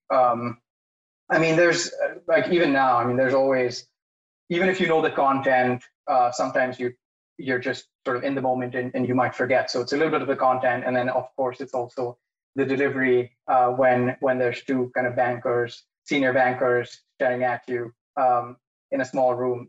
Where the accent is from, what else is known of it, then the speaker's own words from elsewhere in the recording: India; moved away as an adult; also born or lived in San Francisco, United States; now in New York, United States; I was born and raised in India. Grew up here. Uh, went to high school here.